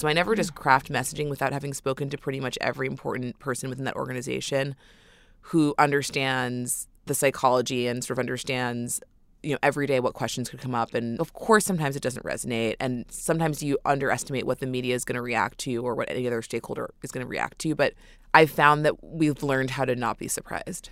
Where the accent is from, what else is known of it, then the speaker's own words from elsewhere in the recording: New York City, New York, United States; Born and raised in New York City